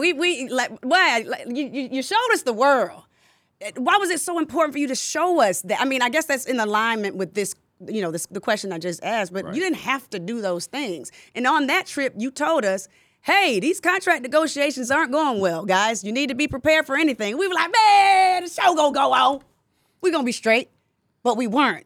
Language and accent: English; Decatur, Georgia, United States; I grew up in Decatur